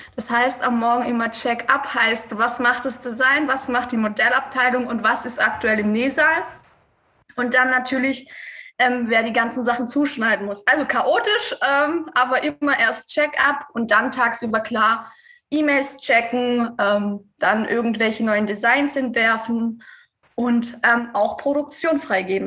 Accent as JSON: {"language": "German", "region": "Swabia", "country": "Germany", "said": "ich komme aus dem Schwabenland"}